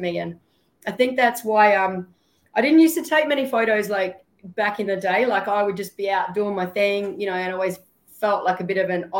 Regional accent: Port Augusta, South Australia, Australia; also born or lived in Darwin, Northern Territory; now in Townsville, Australia; when I grew up in Bungala and Pitjantjatjara community down Coltana and Port Augusta way

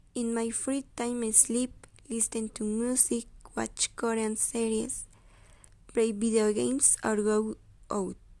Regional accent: Mexico City, Mexico; English is a second language; now in San Pablito, Mexico; I was born on December 10, 2005, in Mexico City. I currently live in San Pablito

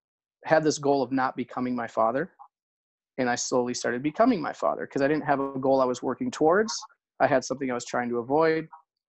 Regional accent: just outside of Minneapolis, Minnesota, United States; I am from Minnesota, just outside of Minneapolis, Minnesota. I'm 40? So I'm 40 years old.

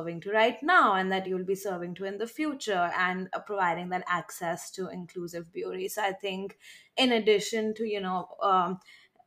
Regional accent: India; moved away as an adult; also born or lived in Midwest, United States; now in New York, United States; I grew up in India till I was 18, moved to the Midwest when I was 18, and then moved to New York like 3 months ago.

